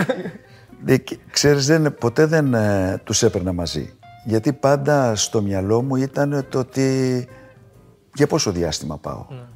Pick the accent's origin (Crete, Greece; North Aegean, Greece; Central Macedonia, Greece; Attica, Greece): Attica, Greece; Athens; Το πατρικό μου το σπίτι είναι 500 μέτρα από το γήπεδο